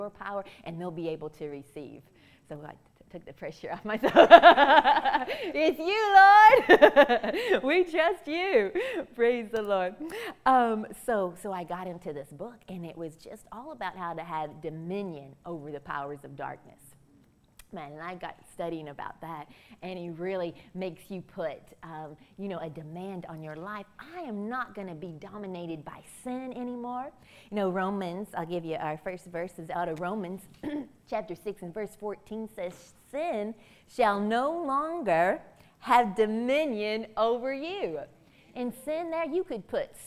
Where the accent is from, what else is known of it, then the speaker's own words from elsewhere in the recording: Kentucky, United States; I'm from Kentucky.